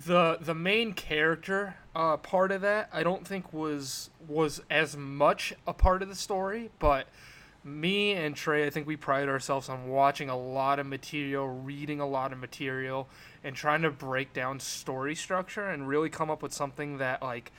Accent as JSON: {"language": "English", "town": "Worcester", "region": "Massachusetts", "country": "United States", "said": "I'm from Worcester, Massachusetts. I'm a local creator."}